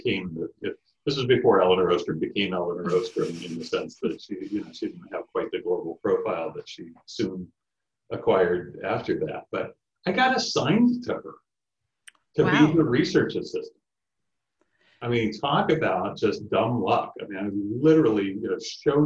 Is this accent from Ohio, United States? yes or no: yes; Ohio, United States; moved away as an adult; also born or lived in Illinois / Michigan / Bloomington, Indiana / Indianapolis; I'm a Midwest kid. I mean, I was born in Illinois. I grew up in Ohio